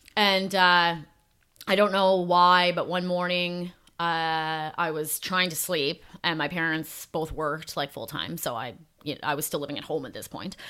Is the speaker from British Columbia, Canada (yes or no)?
no; Calgary, Alberta, Canada; also born or lived in Ontario; I was born in Ontario, but then I grew up in Calgary, Alberta.